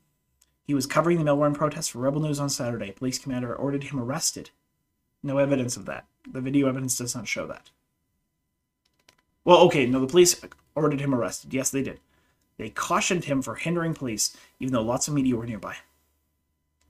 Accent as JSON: {"language": "English", "country": "Canada", "said": "I'm a Canadian"}